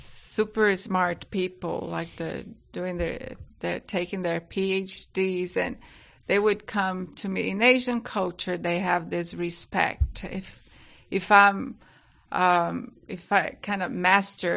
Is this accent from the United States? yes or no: no; Brazil; accent: Brazilian; English is a second language; moved away as an adult; also born or lived in England; You can just take that my accent is British, but it's not. It's a Brazilian